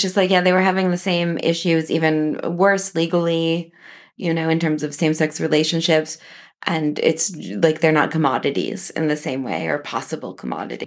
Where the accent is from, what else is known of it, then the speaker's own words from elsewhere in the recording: Kansas, United States; now in Paris, France; I was born in Kansas